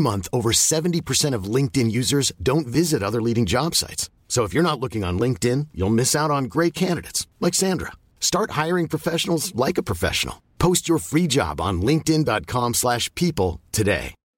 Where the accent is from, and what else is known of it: Australia